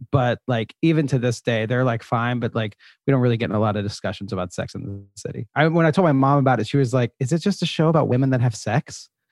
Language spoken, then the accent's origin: English; Charlotte, North Carolina, United States; moved away as an adult; now in New York, United States; I am originally from Charlotte, North Carolina